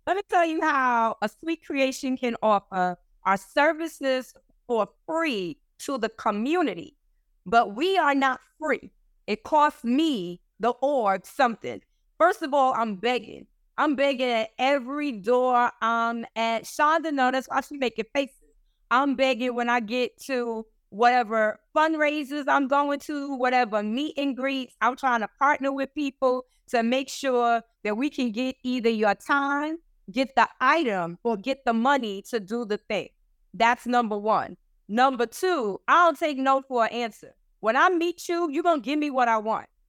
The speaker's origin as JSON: {"language": "English", "town": "New York City", "region": "New York", "country": "United States", "moved": "yes", "lives_now": "Rhode Island, United States", "said": "I'm from the Bronx"}